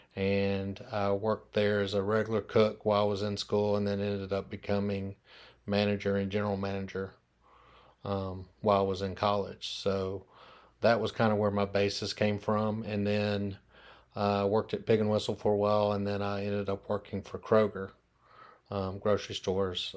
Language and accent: English; Memphis, Tennessee, United States; I'm born and raised in Memphis, Tennessee